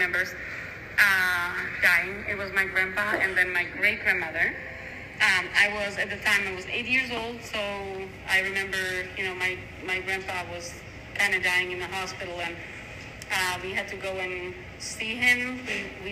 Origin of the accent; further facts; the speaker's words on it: Slovakia; moved away; also born or lived in Czech Republic; I was born in Czech Republic because my parents were, my father was stationed there, but I'm actually Slovak